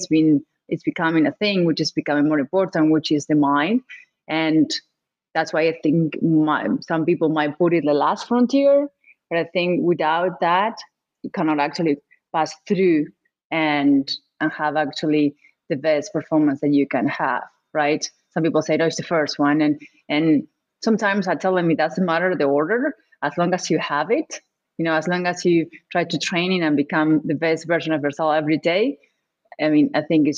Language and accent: English; Argentina; I'm from Argentina.